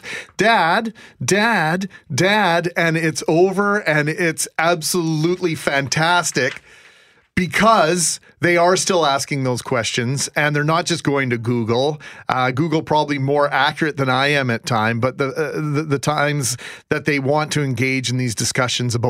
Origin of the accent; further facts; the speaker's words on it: Canada; I'm Canadian